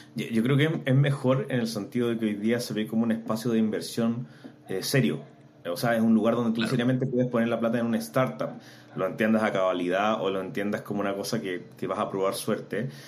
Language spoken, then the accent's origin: Spanish; Antofagasta, Chile; moved away as an adult; also born or lived in Santiago; soy antofagastino, me vine a Santiago en busca de oportunidades de estudiar a la Universidad de Chile